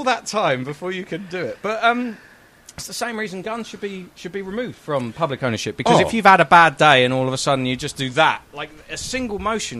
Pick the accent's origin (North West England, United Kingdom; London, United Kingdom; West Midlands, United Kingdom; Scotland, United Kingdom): London, United Kingdom; I'm from London, and London's very metropolitan